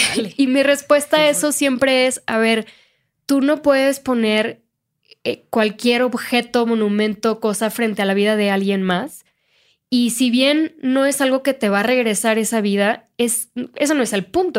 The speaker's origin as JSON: {"language": "Spanish", "town": "Monterrey", "region": "Nuevo León", "country": "Mexico", "moved": "yes", "lives_now": "Mexico City, Mexico", "said": "Yo soy de Monterrey"}